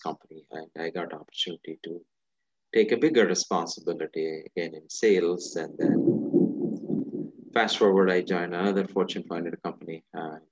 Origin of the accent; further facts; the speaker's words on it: India; moved away; I'm originally from India. I was born and raised in India. A majority of my childhood was in India.